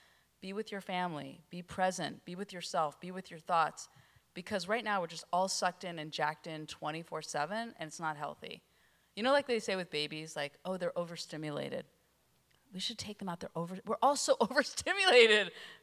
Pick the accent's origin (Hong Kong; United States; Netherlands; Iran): United States; California; I mean, I was from Northern California with a personal computer